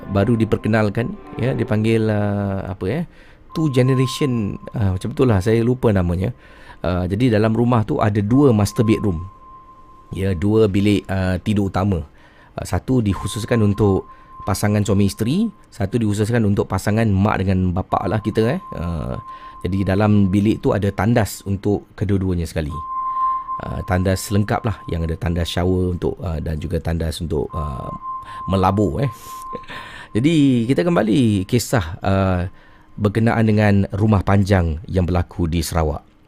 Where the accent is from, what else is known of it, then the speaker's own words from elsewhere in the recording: Singapore; now in Brunei; Saya orang Singapura kisi. Duduk sini dah 11 tahun.